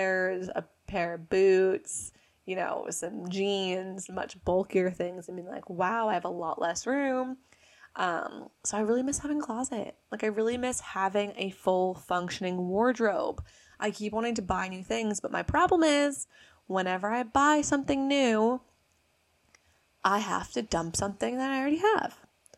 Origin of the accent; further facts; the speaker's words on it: United States; So I am obviously American, as you can tell from my lovely accent here.